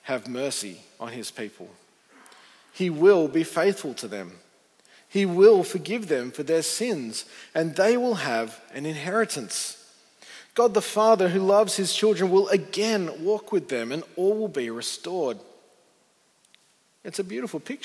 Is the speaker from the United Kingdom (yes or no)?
no; Sydney, New South Wales, Australia; I grew up on the North Shore, and Justin was my youth minister way back in the day